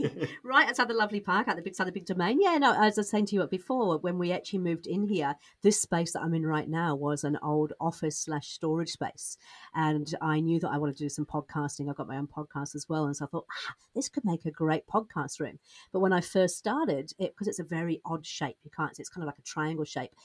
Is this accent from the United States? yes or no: no; United Kingdom; accent: British; moved away as an adult; also born or lived in Australia; now in New Zealand; I'm British, just in case you can't tell from the accent, but a Brit, a Brit who's moved from Britain to Australia, then to New Zealand